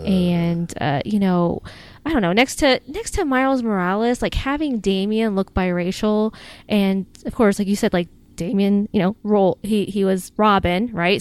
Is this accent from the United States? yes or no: yes; United States; accent: American; my American accent